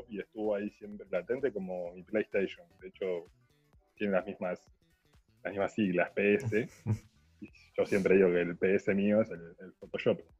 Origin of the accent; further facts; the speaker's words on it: La Plata, Buenos Aires Province, Argentina; Yo soy de La Plata